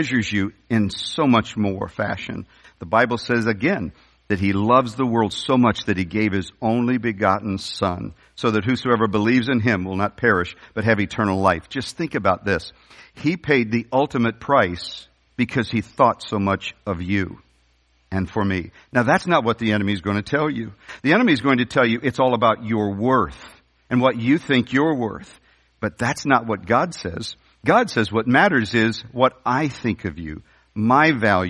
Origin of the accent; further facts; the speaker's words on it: St. Louis, Missouri, United States; I was raised in the North County of the St. Louis area.